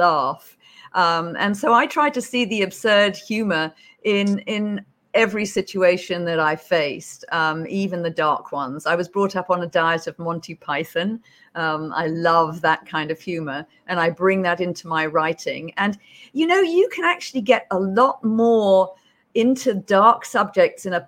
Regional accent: United Kingdom; accent: British; moved away as an adult; also born or lived in Beijing; now in Hawaii, United States; as you can probably tell from my accent, I'm British

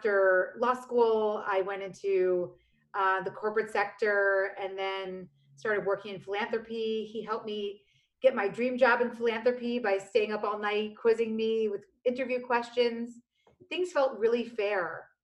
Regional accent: New York City, New York, United States; also born or lived in Virginia; I grew up in the Lower East Side of Manhattan on Avenue C and 14th Street

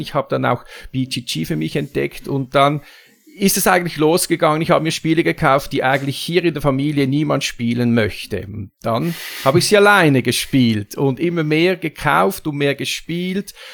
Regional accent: Zurich, Switzerland; komme ich aus der Schweiz, ne, nämlich aus Zürich

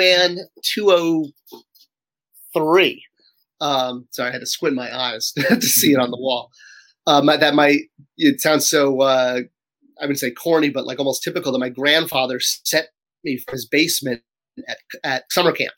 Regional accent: Cheshire, Connecticut, United States; I grew up in Connecticut, where in Cheshire, Connecticut, was a small town

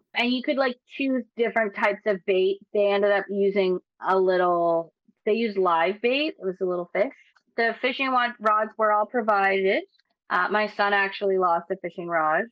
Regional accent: Nova Scotia, Canada; I'm from Nova Scotia

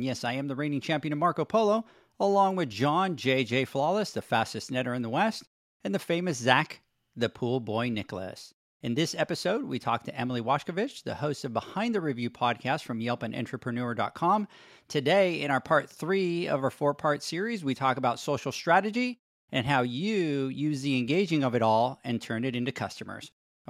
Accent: Puerto Rico; first language Spanish; English is a second language; moved away; I was born and raised in Puerto Rico. My first language is Spanish, so my brain thinks in Spanish.

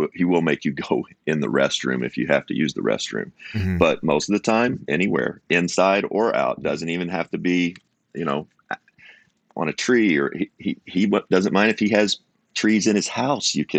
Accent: United States; I'm American

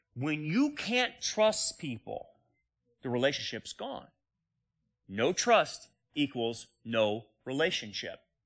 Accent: United States

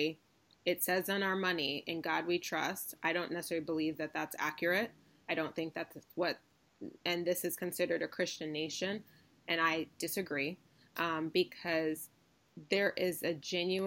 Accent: Ann Arbor, Michigan, United States; I'm from Ann Arbor.

